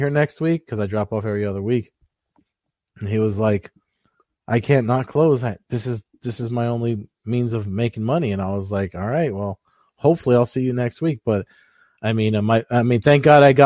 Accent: New Jersey, United States; I'm from Jersey

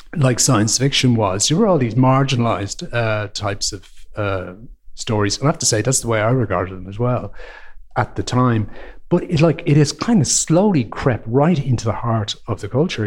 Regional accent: Ireland; as an Irish person

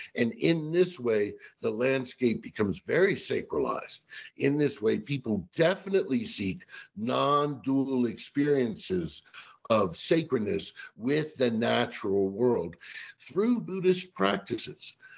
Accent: Washington, District of Columbia, United States; I'm originally from the Washington, D.C. area

